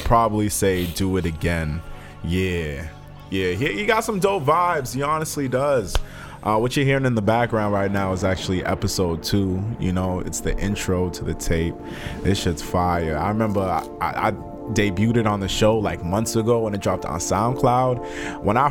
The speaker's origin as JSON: {"language": "English", "region": "East Coast", "country": "United States", "accent": "East Coast", "said": "my East Coast accent"}